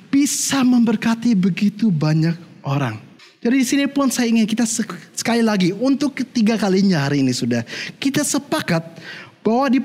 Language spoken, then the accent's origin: Indonesian; Germany; bagaimana saya besarnya di Jerman, dan saya katakan, saya dulu bertumbuhnya di keluarga yang Kristen.